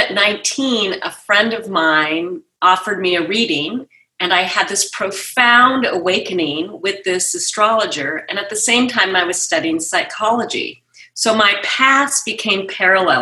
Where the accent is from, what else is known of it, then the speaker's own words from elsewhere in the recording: New York City, New York, United States; now in Santa Barbara, United States; I was born in New York from a Jewish intellectual family